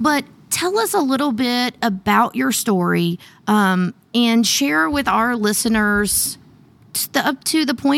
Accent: Southern Indiana, United States; my hometown of Southern Indiana.

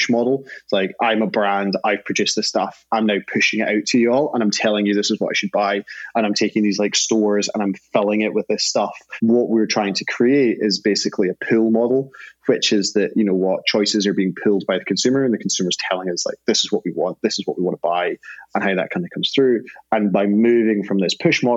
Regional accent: Scotland, United Kingdom; I'm Scottish

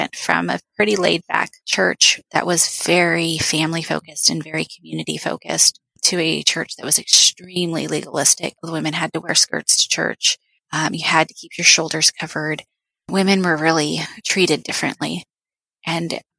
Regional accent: rural Oregon, United States; moved away as an adult; also born or lived in Tucson, Arizona; I grew up in rural Oregon.

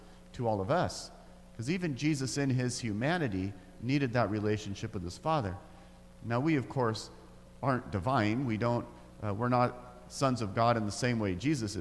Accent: Grants Pass, Oregon, United States; I grew up in Grants Pass, Oregon, in the deep south.

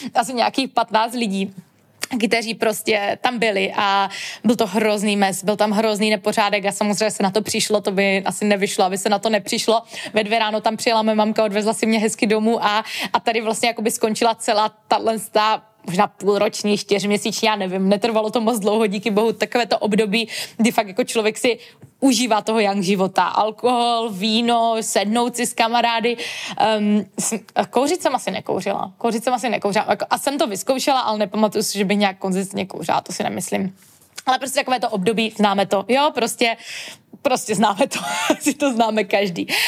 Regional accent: Český Těšín, Moravian-Silesian Region, Czechia; pocházím z malého města, z Českého Těšína

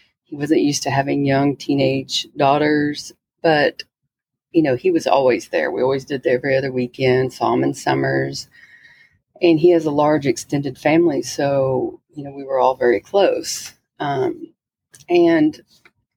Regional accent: Texas, United States; I grew up in Texas

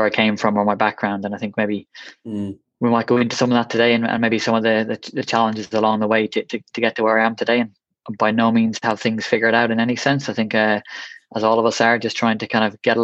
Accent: Westmeath, Leinster, Ireland; also born or lived in Galway; I'm originally from Westmeath in Ireland.

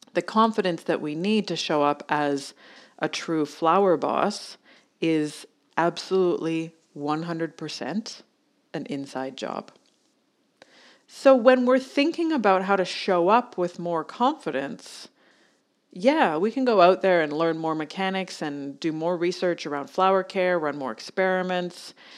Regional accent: Canada; moved away as an adult; now in Australia; I'm Canadian

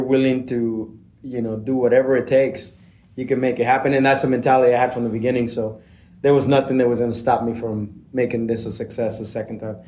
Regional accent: Blythe, California, United States; also born or lived in Seattle; I grew up in Blythe, California, which is a desert over by the Arizona border, by the river.

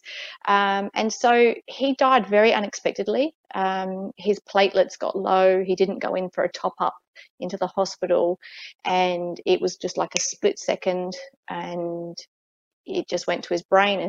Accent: Adelaide, South Australia, Australia; moved away as an adult; now in Fiji; I was born in Adelaide, Australia. Right. And so I pretty much lived there my whole life up until 3 years ago

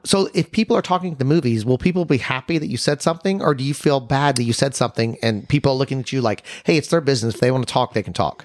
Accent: Texas, United States; we're from Texas

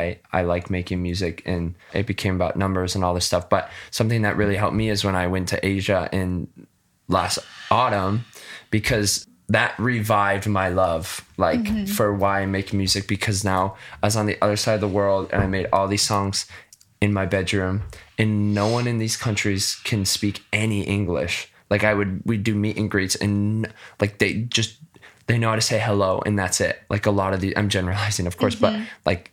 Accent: West Michigan, United States; I grew up in West Michigan.

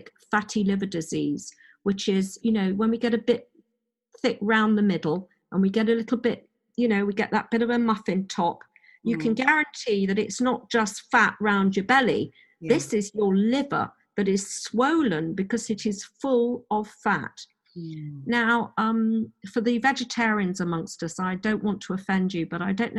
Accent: Oxford, South East England, United Kingdom; also born or lived in Madrid, Spain; I grew up in Oxford, university, academic

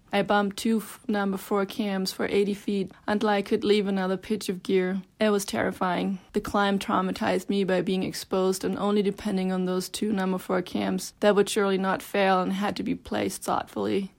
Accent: Germany; now in Bozeman, United States; I am originally from Germany, and I live in Bozeman, Montana

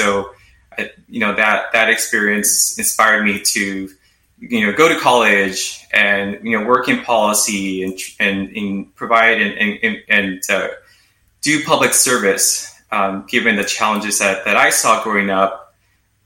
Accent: Los Angeles, California, United States; my personal experience growing up in Los Angeles

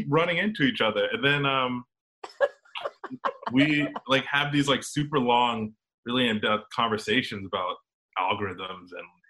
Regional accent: Atlanta, Georgia, United States; also born or lived in Florida; I was born in Florida, in Georgia, Atlanta specifically.

